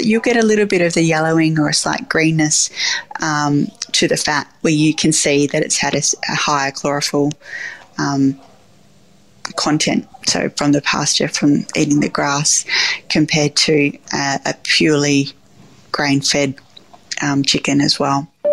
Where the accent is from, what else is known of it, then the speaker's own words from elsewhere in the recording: Bordertown, South Australia, Australia; growing up in Bordertown was was a lovely place to grow up.